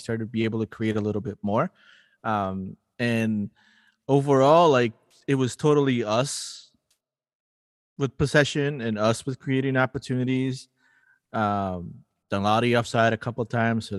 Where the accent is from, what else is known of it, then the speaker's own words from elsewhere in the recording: Lima, Peru; now in St. Paul, United States; I'm a city kid and I grew up in Lima as a city kid